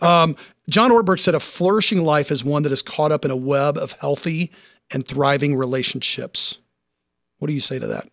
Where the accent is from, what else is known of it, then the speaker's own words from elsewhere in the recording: Nashville, Tennessee, United States; moved away; I'm originally from Nashville